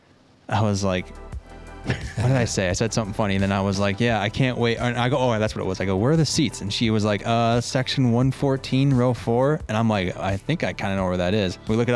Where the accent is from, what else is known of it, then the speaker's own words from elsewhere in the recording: New York City, New York, United States; moved away; I'm from the city.